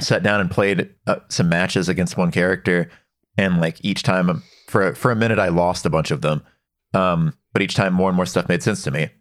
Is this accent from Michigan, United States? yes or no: no; Dallas, Texas, United States; I grew up in Texas, in Dallas